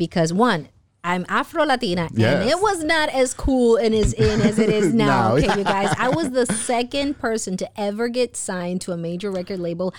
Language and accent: English; Houston, Texas, United States; also born or lived in Florida / St. Croix; I grew up between Houston, Texas. Shout out H-Town. I was born in Florida, but then I was also raised in the Virgin Islands.